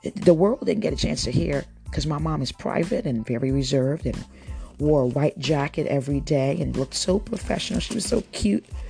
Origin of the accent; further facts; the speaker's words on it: Cape May County, New Jersey, United States; moved away; I grew up in Cape May County